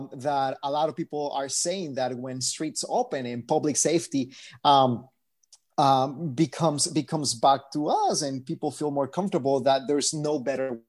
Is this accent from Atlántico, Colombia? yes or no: no; Bogotá, Colombia; also born or lived in Miami; now in Los Angeles, United States; I'm originally from Bogota, Colombia, but I lived in Miami first.